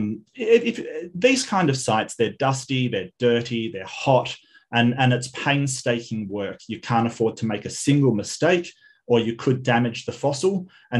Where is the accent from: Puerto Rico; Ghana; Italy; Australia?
Australia; Western Australia; my home state up north in Broome